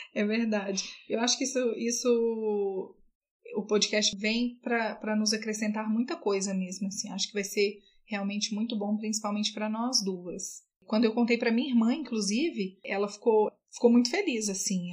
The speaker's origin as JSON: {"language": "Portuguese", "town": "Patos de Minas", "region": "Minas Gerais", "country": "Brazil", "moved": "as an adult", "lives_now": "Brasília, Brazil", "said": "eu sou de Patos de Minas. Eu moro aqui em Brasília há 12 anos"}